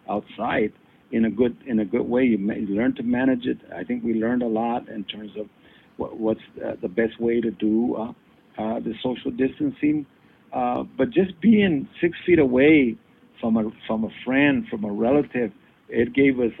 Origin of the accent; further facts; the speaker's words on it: San Jose, California, United States; you know, you're from Santa Cruz, I'm from San Jose.